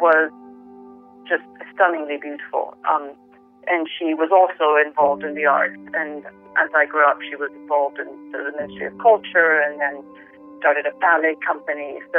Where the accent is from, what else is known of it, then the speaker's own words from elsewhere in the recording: Venezuela; now in London, United Kingdom; I grew up in the Venezuela of the 70s and 80s